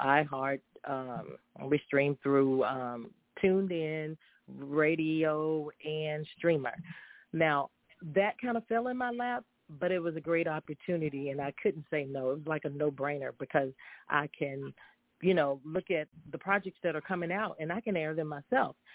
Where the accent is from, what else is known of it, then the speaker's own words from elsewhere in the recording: High Point, North Carolina, United States; after being raised and reared in the same city of High Point, North Carolina